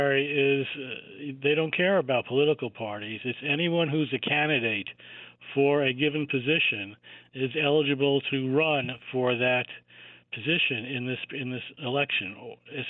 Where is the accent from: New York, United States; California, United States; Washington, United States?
New York, United States; New Rochelle; I grew up in New Rochelle